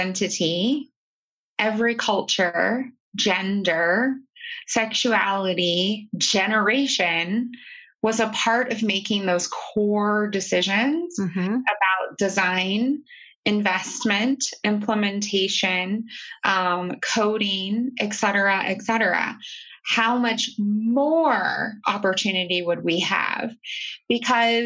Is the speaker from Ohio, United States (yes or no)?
yes; Southern Ohio, United States; I was born in Southern Ohio to a single mom